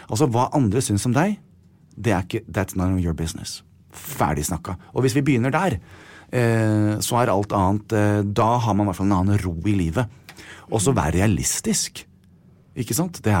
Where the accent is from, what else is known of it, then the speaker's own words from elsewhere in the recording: United States; now in Norway; Jeg er veldig skolert til det. Jeg kommer fra USA.